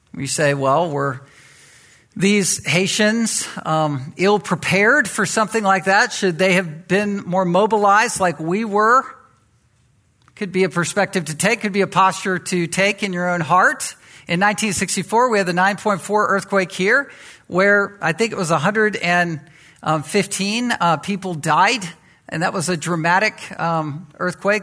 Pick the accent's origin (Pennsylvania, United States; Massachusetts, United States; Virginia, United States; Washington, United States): Virginia, United States; Virginia Beach; I was raised in Virginia Beach in that environment.